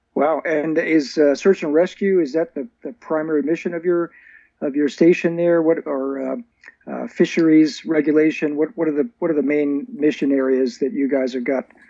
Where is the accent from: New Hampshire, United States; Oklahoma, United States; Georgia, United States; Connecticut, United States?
New Hampshire, United States; I grew up in New Hampshire